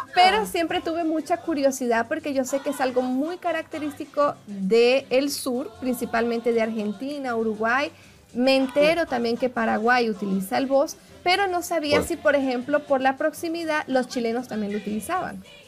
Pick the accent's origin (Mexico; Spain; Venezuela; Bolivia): Venezuela; moved away as an adult; now in Brazil; como venezolana, emigrante